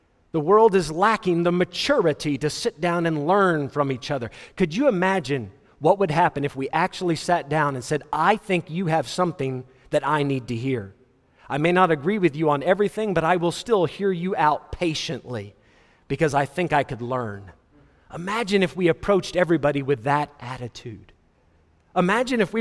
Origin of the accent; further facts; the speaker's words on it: Fort Worth, Texas, United States; Where I grew up in Fort Worth, we had something called the Log Cabin Village.